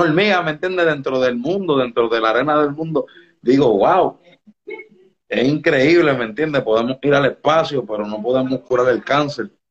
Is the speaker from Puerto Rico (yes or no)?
yes; Puerto Rico; me mudé a Puerto Rico a ah, bien temprana edad. Y pues aquí pues tuve como que mi adolescencia, mi, mi, escuela ya como tal, ¿sabes? Mi, intermedia, mi high school.